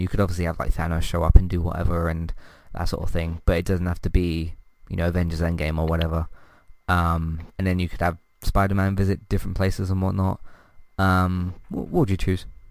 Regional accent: United Kingdom; I'm British

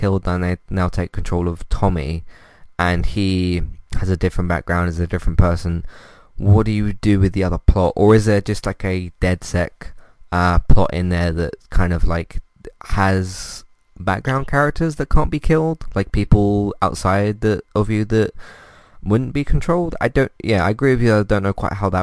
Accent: United Kingdom; As a British person myself

